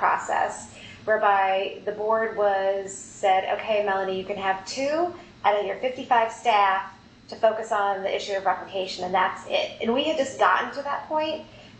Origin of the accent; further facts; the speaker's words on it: Ohio, United States; now in St. Louis, United States; I'm also from Ohio.